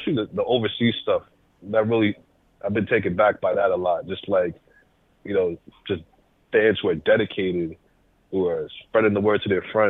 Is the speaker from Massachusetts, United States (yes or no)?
yes; Worcester, Massachusetts, United States; accent: Massachusetts; I come from a place called Worcester in Massachusetts. A lot of our words sound sharp